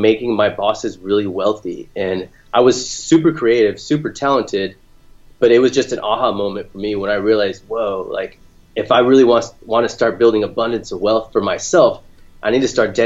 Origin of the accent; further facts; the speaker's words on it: Orange County, Southern California, United States; now in Sacramento area, United States; I grew up in Southern California, in Orange County, along the coast